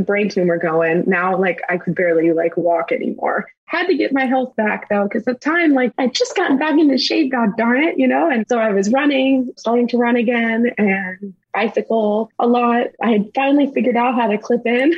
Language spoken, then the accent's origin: English; St. Charles, Missouri, United States; now in Florida, United States; I grew up in St. Charles